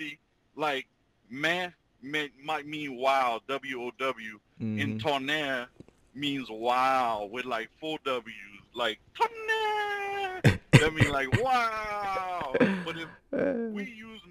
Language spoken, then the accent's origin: English; Louisiana Creole, United States; just call us Creole